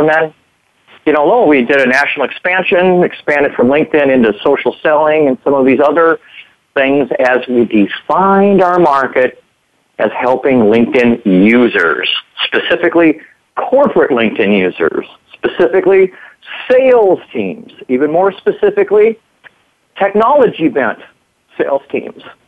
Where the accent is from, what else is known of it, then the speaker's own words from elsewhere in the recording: Minnesota, United States; moved away as an adult; also born or lived in Arizona; I'm a Minnesotan. You know, Minnesotans, they, what do they say? Minnesota nice. You know, we kind of grow up here